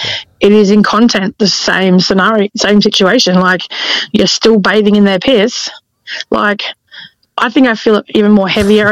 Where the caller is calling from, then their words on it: Perth, Western Australia, Australia; First time caller. Long time listener. … I'm from Perth.